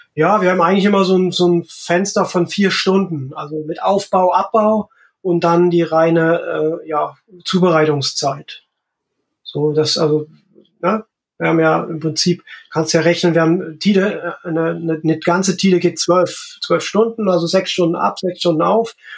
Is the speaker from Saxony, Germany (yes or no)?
yes; Nossen, Saxony, Germany; born or raised there; also born or lived in Freital; now in Horumersiel, Germany